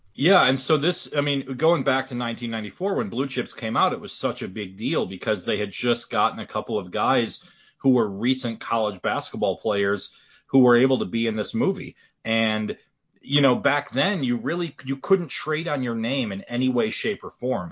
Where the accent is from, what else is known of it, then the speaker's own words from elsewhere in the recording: Wisconsin, United States; now in Indiana, United States; I'm from Wisconsin originally, but then I moved to Indiana